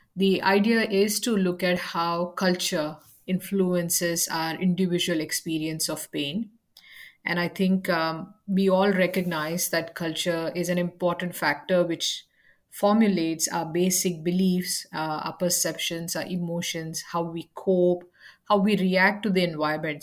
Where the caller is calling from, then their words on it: Adelaide, South Australia, Australia; I'm calling in from Adelaide, South Australia